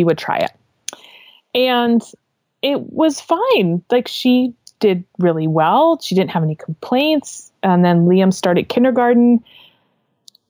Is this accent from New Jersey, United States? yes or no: no; Maine, United States; also born or lived in California; I grew up here in Maine, but I went out to California to go to school